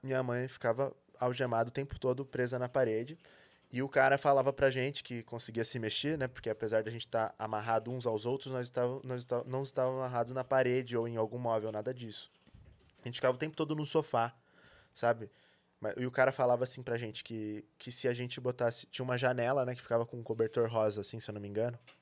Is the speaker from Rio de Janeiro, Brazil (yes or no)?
no; São Paulo, Brazil; eu nasci em São Paulo, na verdade, né? É, estudei aqui aqui na, numa, na escola Waldorf